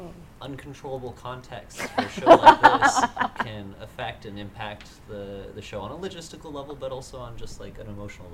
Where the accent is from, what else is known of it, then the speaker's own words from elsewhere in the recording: Denver, Colorado, United States; moved away; I grew up in Denver